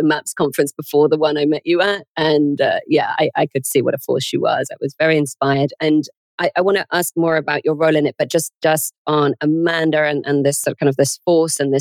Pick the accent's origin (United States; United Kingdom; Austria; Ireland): United Kingdom; moved away; as a Brit